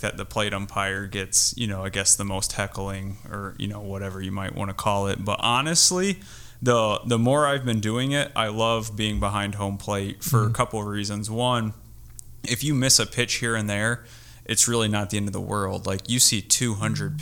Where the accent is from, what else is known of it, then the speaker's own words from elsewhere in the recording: South Bend, Indiana, United States; I'm from South Bend. I played for Chip O'Neill at Clay High School, South Bend